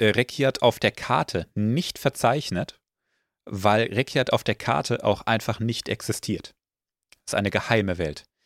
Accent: Germany; bin ich ja Deutscher

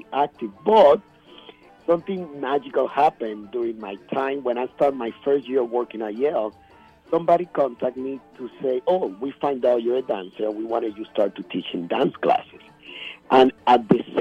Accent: Puerto Rico; moved away as an adult; I'm from Puerto Rico. I moved over here in 1997.

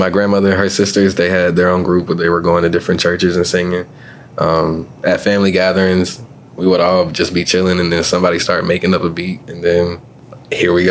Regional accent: Columbia, South Carolina, United States; I am a multi-talented artist born and raised partially here in Columbia, South Carolina.

